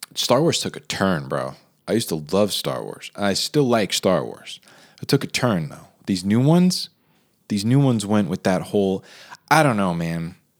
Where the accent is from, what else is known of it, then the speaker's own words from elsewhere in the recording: New Jersey, United States; a lot of the houses growing up in New Jersey were bilevels